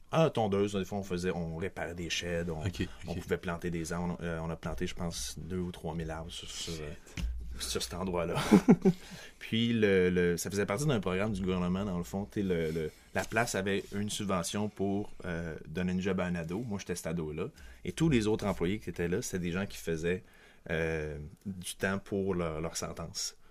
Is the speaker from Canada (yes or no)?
yes; Quebec City, Quebec, Canada; also born or lived in Montreal; je suis même né à Québec, donc je suis un Québécois de Québec